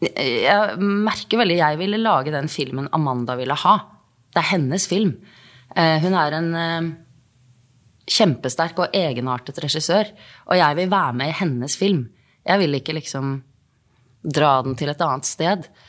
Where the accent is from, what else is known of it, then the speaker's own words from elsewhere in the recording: Norway; Jeg er jo norsk